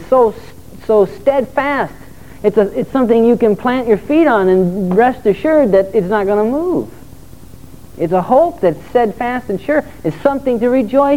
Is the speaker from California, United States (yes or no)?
yes; Torrance, California, United States; I was just a little bitty guy, and I grew up in Torrance, and we have some pretty decent waves there